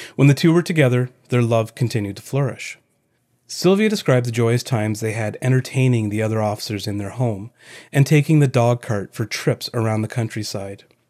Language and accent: English; Palmerston, Ontario, Canada; my hometown of Palmerston, Ontario